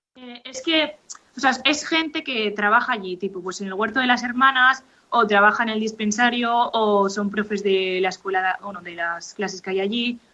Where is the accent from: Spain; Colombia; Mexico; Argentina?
Spain; Valencia, Valencian Community; moved away as an adult; now in Reus, Spain; soy de Valencia, pero ahora mismo estoy en Reus porque estudio en Cataluña